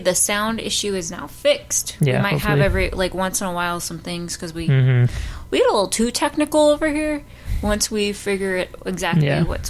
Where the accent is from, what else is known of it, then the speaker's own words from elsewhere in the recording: California, United States; because I'm from California